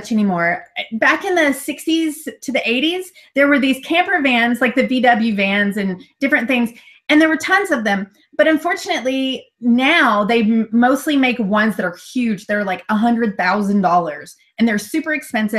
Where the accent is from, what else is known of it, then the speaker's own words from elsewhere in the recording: United States; moved away; my home country